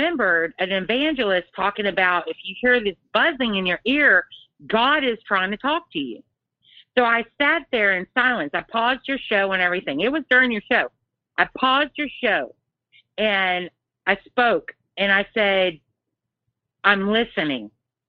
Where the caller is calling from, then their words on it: Texas, United States; Hey, this is … from Texas. I've talked to you before.